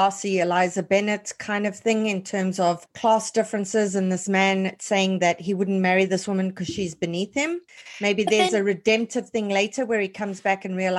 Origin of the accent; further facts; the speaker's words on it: South Africa; as a South African who hosts this podcast